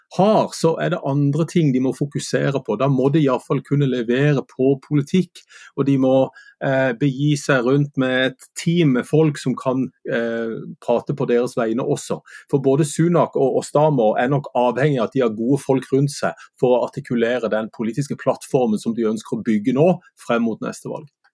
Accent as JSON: {"language": "Norwegian", "area": "Sørlandet", "region": "Southern Norway", "country": "Norway"}